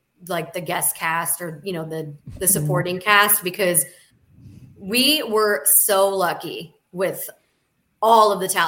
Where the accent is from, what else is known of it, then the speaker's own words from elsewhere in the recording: Arizona, United States; now in California, United States; I'm from Arizona originally, but I'm from the California forever.